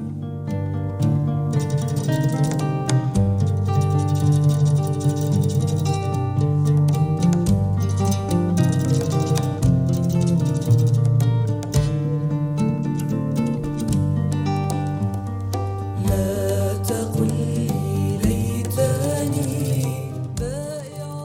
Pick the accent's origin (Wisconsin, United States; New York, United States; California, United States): California, United States; San Diego; moved away as an adult; also born or lived in North East England / West Bank; As you can probably hear from my accent, I originate from San Diego, California. But I left the United States in 1971, and I've never lived there since